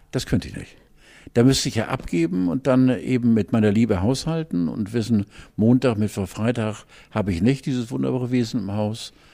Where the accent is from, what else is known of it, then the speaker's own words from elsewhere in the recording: Hamburg, Germany; wir als Hamburger